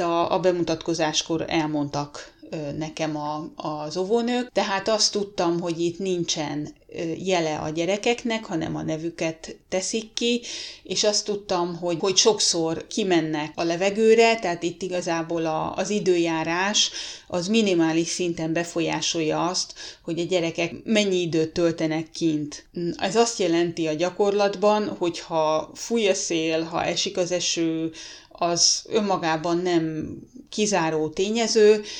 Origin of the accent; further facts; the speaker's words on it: Hungary; now in Finland; magyarok vagyunk, vagyis, hogy én magyar vagyok